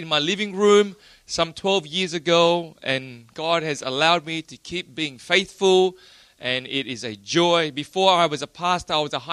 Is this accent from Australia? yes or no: yes; Australia; I'm from Australia